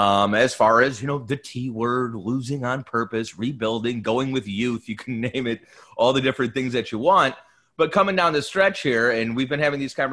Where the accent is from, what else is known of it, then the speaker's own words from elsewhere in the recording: Cleveland, Ohio, United States; We're both from Cleveland.